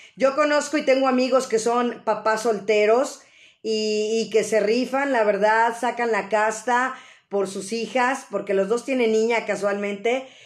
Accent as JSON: {"language": "Spanish", "region": "Mexico City", "country": "Mexico", "said": "esa parte de sentirnos mexicanos, sobre todo los que somos de la Ciudad de México"}